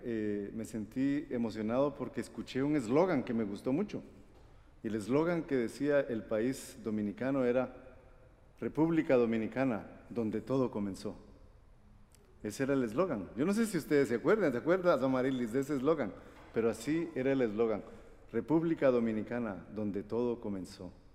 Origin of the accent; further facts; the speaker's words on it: Guatemala; moved away; also born or lived in Costa Rica; yo nací en Guatemala. Y también soy costarricense